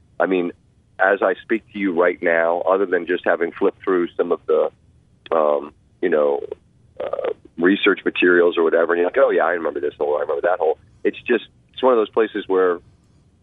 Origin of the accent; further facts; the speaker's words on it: Montgomery County, Maryland, United States; moved away as an adult; I grew up playing in Montgomery County, Maryland, out by where I lived